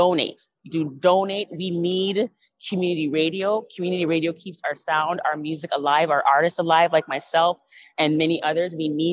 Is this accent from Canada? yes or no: yes; Canada; when you are Canadian born and you speak patois